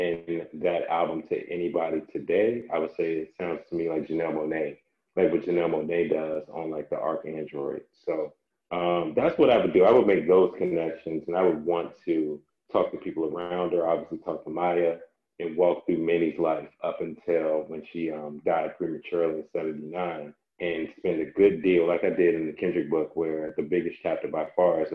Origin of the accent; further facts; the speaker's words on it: Landover, Maryland, United States; I was such a Landover, Sweet Pleasant kid